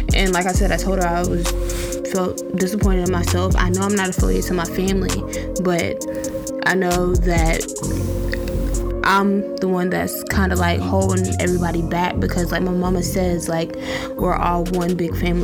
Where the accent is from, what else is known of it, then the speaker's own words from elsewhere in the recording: North Carolina, United States; I am from North Carolina, 336 Trefo